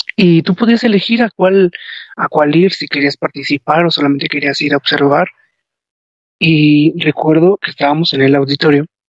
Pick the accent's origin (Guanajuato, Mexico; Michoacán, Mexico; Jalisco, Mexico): Guanajuato, Mexico; León; Yo soy del estado de Guanajuato, este, vivo en León, Guanajuato